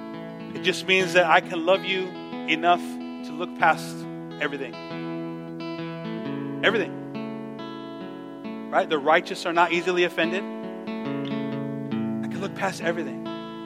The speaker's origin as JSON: {"language": "English", "town": "Los Angeles", "region": "California", "country": "United States", "said": "I'm from East"}